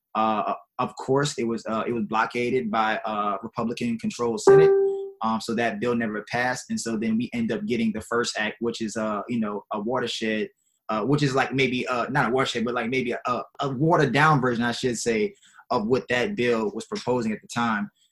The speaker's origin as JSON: {"language": "English", "town": "New Orleans", "region": "Louisiana", "country": "United States", "tie": "born or raised there", "said": "growing up in New Orleans"}